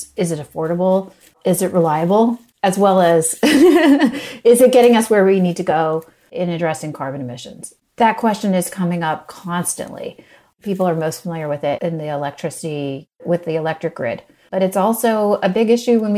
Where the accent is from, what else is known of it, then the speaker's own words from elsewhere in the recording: West Virginia, United States; moved away as an adult; also born or lived in Mongolia; I grew up in West Virginia originally.